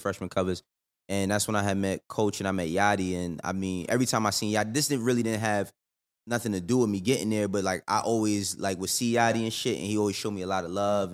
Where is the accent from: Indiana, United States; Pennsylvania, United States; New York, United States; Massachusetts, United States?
New York, United States; moved away as an adult; now in Atlanta, United States; I'm from the Bronx, too.